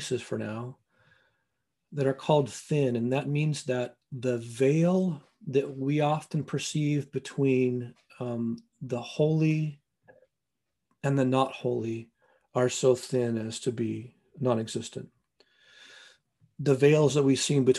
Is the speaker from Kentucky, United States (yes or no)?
no; Northwest Montana, United States; now in North Bend, United States; I grew up in Northwest Montana